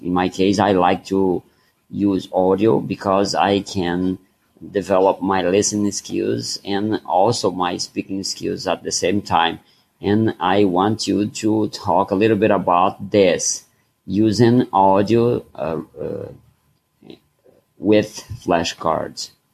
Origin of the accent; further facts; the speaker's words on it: Brazil; English is a second language; from Brazil